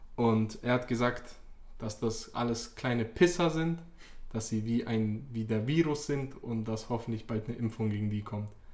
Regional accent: Bosnia & Herzegovina; bei uns in Bosnien

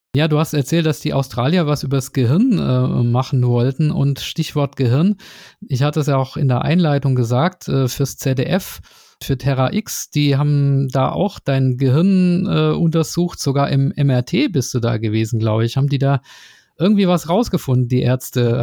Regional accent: Nürtingen, Baden-Württemberg, Germany; da, wo ich herkomme, aus Nürtingen

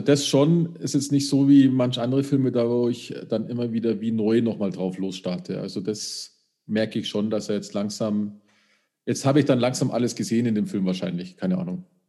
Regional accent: Upper Bavaria, Germany; da habe ich ja als Oberbayer

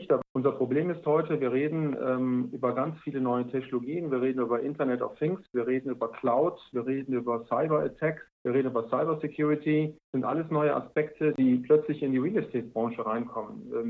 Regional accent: Aachen, North Rhine-Westphalia, Germany; also born or lived in Frankfurt / Ulm; jetzt bin ich ja ähm, sag ich mal, Kind der Stadt. Also ich komme so aus

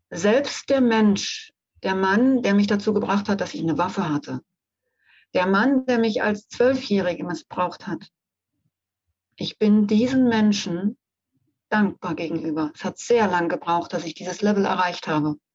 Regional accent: Brandenburg, Germany; Ich bin bis zurück nach Berlin, weil ich bin im Umfeld von Berlin aufgewachsen

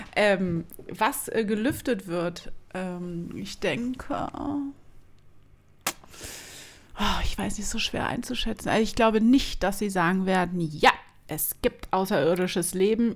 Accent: Berlin, Germany; first language German; wir sind Berliner

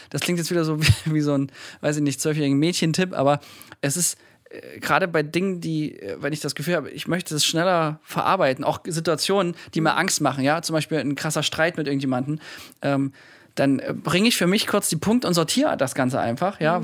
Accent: Thuringia, Germany; ich komme aus Thüringen

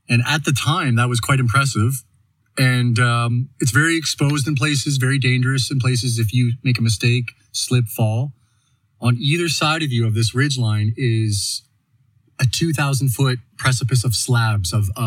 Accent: Saint John, New Brunswick, Canada; moved away as an adult; also born or lived in Calgary; now in Canmore, Canada; … from? From originally born and bred in St. John, New Brunswick on the east coast of Canada, but I've been living in Canmore and Calgary for the last eight years, back and forth between the two.

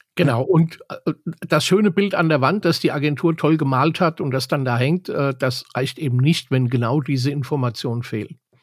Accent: Bavaria, Germany; bei uns in Bayern

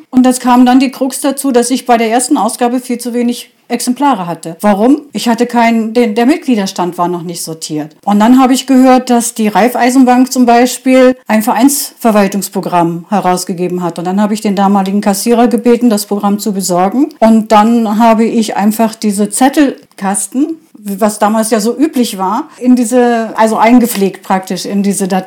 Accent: Germany; Ich stamme aus Rohringen, habe nach Heutensen hier eingeheiratet, den Ureinwohner Bernd Vollmer.

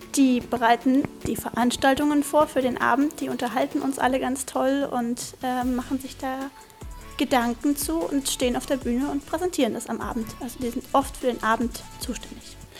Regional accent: Grünheide, Brandenburg, Germany; ich bin 15 und ich komme aus Grünheide

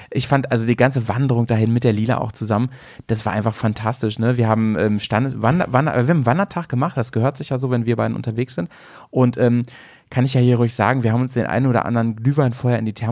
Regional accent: Dresden, Saxony, Germany; born there; Und ich, so ich bin in Dresden geboren.

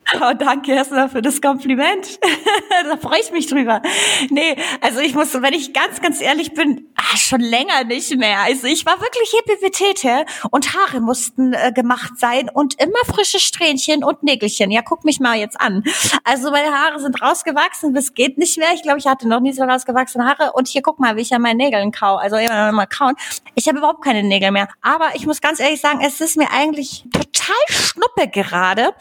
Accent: Bavaria, Germany; also born or lived in Upper Silesia, Poland / Traunstein / Chiemsee; Also ich bin tatsächlich in Oberschlesien geboren und ich war vier Jahre alt, als wir nach Deutschland gekommen sind. Und meine Eltern sind dann hierher gezogen, also auch direkt nach Bayern.

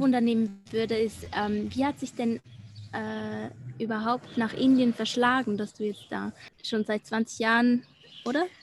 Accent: Switzerland; accent: Swiss German; first language Swiss German; German is a second language; Deutsch ist nicht meine Muttersprache. Also Schweizerdeutsch ist ja ein bisschen anders

